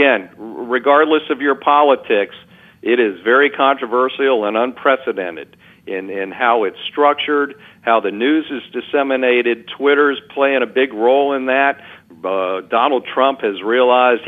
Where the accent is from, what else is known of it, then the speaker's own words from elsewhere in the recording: Alexandria, Virginia, United States; my hometown of Alexandria, Virginia.